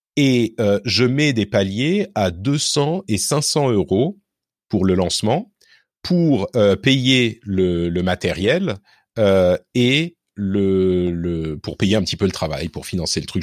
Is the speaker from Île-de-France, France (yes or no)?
yes; Neuilly-sur-Seine, Île-de-France, France; also born or lived in Lebanon; j'ai grandi à Neuilly